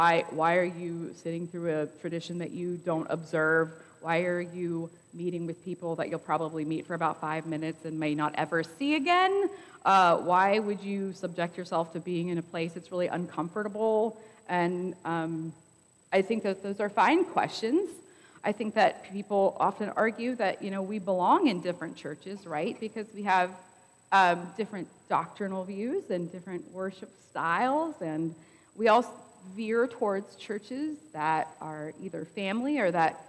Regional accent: Columbiana, United States; I grew up in Columbiana. I've been here all of my life

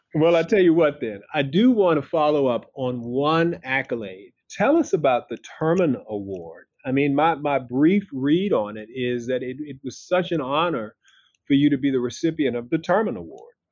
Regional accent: the South, United States; I'm a Southern boy myself

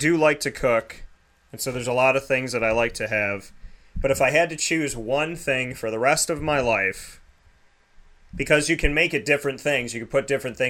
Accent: Central New York, United States; I grew up in Central New York.

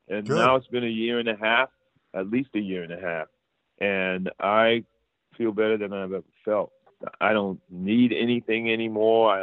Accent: Providence, Rhode Island, United States; now in Los Angeles, United States; I grew up, born and raised in Providence, Rhode Island

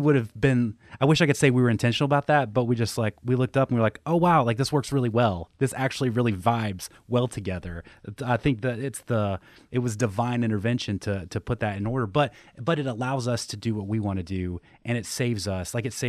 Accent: Southeast, United States; so I grew up in the Southeast, Southern Baptist, Christianity, like the whole thing.

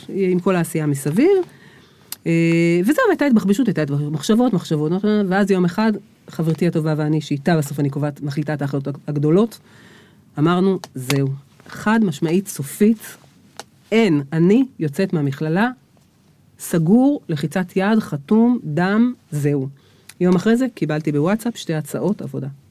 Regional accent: Beersheba, Southern District, Israel; על הילדות שלי באר שבע, על שנות ה-70

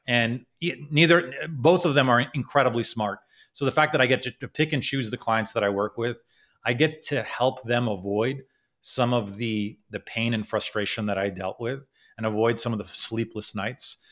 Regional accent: United States; also born or lived in Kuwait / Canada / Philadelphia; I ended up growing up in America, and, um, who knows how my life would have been had I, had I stayed in Kuwait

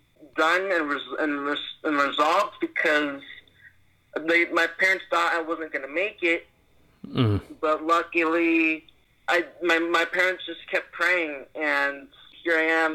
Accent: Seattle, Washington, United States; also born or lived in New York; Originally, I'm from New York. I lived there ever since until I turned 4. I left New York, and I moved to Seattle, and I've been here in Seattle for my whole life

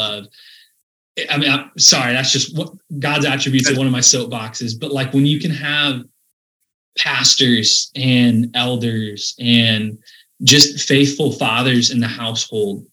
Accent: Sioux Center, Iowa, United States; growing up in Sioux Center

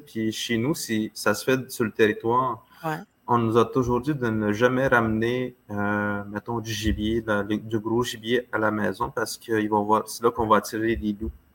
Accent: Manawan, Quebec, Canada; on dit chez nous à Manouan

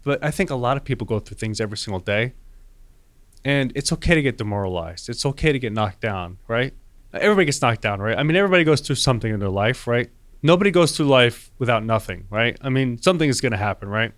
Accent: Wayne, New Jersey, United States; I grew up in Wayne, New Jersey

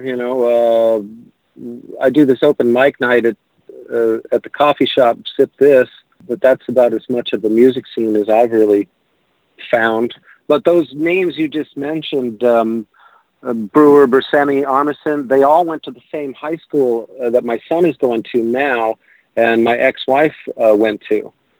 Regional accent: Arizona, United States; born or raised there; moved away as an adult; now in Valley Stream, United States

